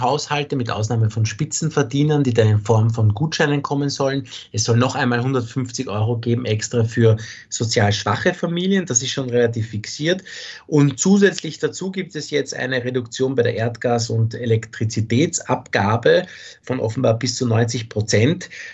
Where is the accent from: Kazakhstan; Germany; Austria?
Austria; hier bei uns in Österreich